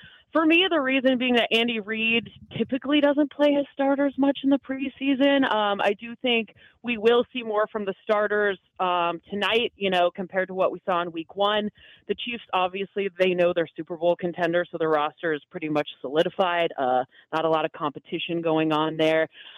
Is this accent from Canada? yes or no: yes; Canada; I grew up, so I'm Canadian. Obviously, in Canada, we don't have the NFL.